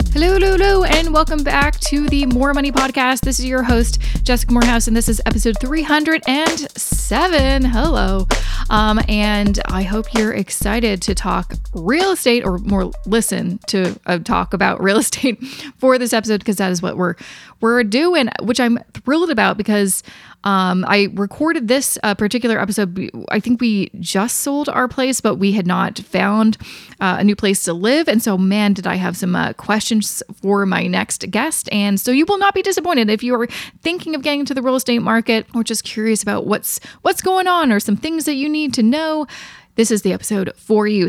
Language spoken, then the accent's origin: English; Vancouver, British Columbia, Canada; moved away as an adult; now in Toronto, Canada; we're originally from Vancouver